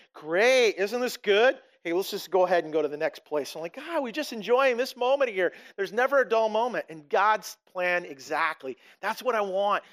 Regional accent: Blaine, Washington, United States; I came from this little town of Blaine, this, this little place called Custer, Washington, in or Ferndale

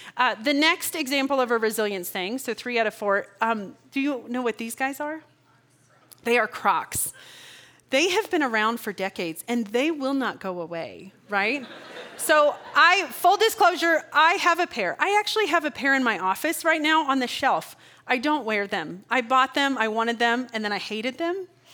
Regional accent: Kansas, United States; I'm from Kansas

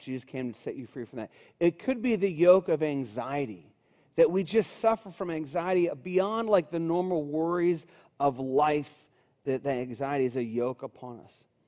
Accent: Cincinnati, Ohio, United States; I grew up in Cincinnati, uh, my whole life

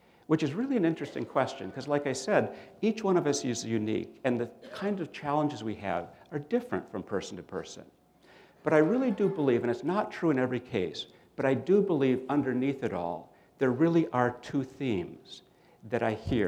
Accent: Minnesota, United States; I grew up in Minnesota

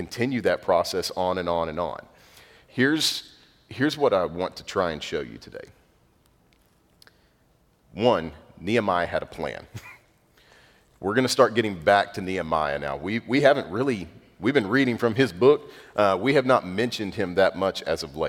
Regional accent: North Zulch, Texas, United States; I'm from North Zulch, Texas

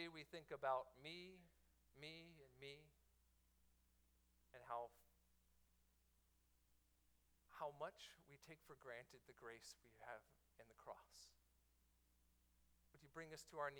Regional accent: Miami, Florida, United States; my hometown, the Miami Heat

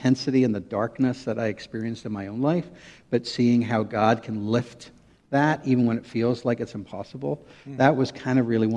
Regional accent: Northern Ireland, United Kingdom; moved away as an adult; now in United States; I grew up in Northern Ireland.

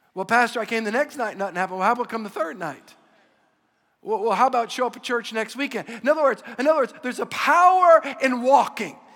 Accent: Louisiana, United States; I'm from Louisiana. We're all Catholic

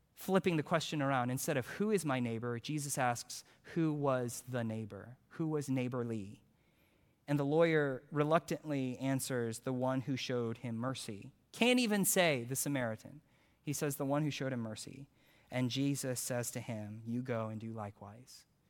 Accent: Houston, Texas, United States; I'm from Houston

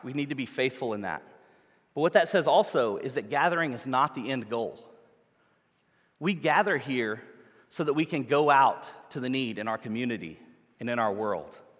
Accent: New Orleans, Louisiana, United States; we're from the United States, from New Orleans, Louisiana

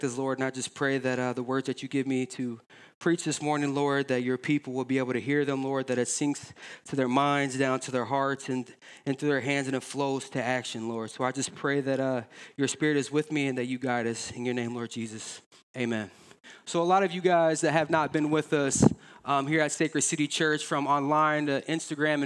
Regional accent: Davenport, United States; we're from the Quad Cities. We love the QC

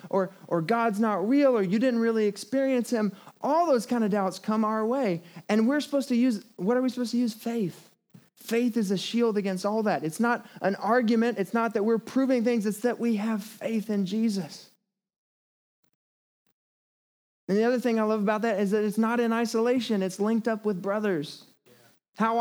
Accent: the Bible Belt, United States; I grew up in the Bible Belt

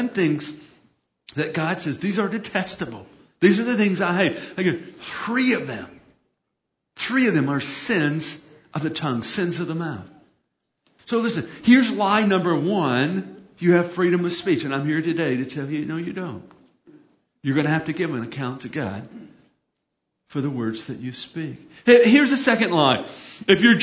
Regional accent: United States; I'm blessed to be born in a nation where I have freedom of speech.

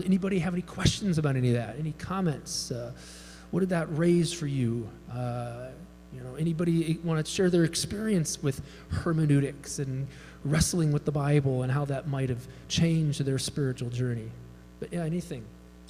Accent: Chicago, Illinois, United States; I grew up in Chicago, Pentecostal

